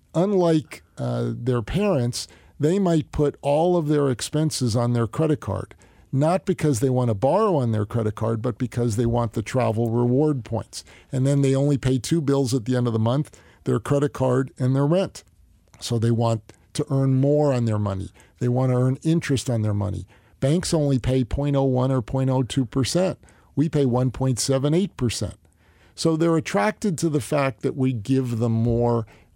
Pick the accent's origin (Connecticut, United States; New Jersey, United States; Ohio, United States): New Jersey, United States; Northern New Jersey.